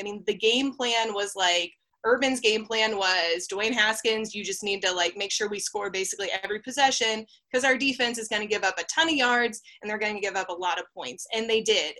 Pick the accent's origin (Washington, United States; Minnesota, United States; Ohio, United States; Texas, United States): Ohio, United States; moved away as an adult; now in Oklahoma, United States; I'm from Ohio. I covered the Buckeyes when Alex Grinch was co-defensive coordinator with Greg Schiano there